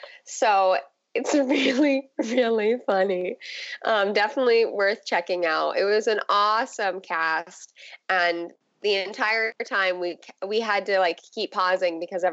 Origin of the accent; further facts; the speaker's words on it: Santa Clarita, California, United States; now in East Bay, United States; I'm from Santa Clarita, so it's like the deserts north of LA, and 100 is nice for me.